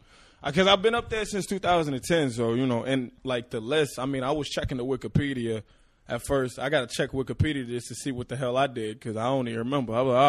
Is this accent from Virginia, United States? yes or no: yes; Chesapeake, Virginia, United States; I'm from Virginia, man. Chesapeake, Virginia, bro. You know what I mean? Like, people don't even know that. Most people think I'm from New York or something, but nah. I'm from the South, baby.